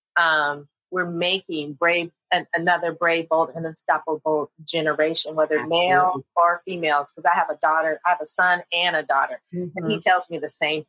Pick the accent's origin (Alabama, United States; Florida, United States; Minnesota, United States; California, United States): California, United States; San Jose; I grew up in San Jose. That's my stomping grounds